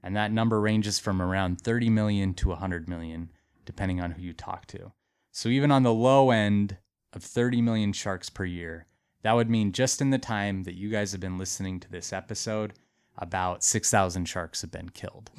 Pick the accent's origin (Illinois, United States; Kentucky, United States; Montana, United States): Montana, United States; But I, like, grew up in Montana. I'm from Montana.